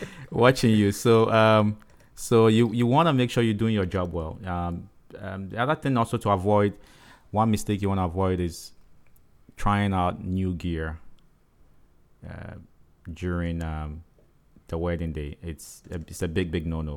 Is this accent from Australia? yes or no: no; Ghana; accent: African; moved away; I'm from Ghana, right, West Africa